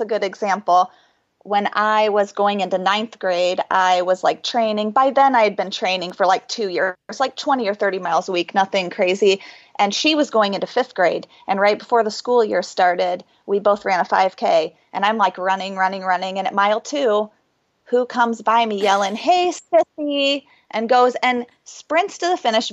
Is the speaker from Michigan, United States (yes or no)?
no; Ohio, United States; So we're both from Ohio